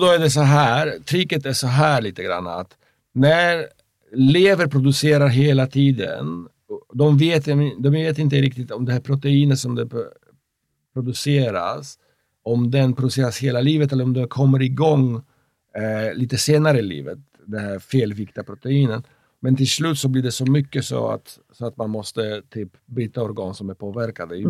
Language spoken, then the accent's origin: Swedish; Poland; Swedish is a second language; moved away as an adult; now in Sweden; jag är uppväxt i, i, i Polen som är katolsk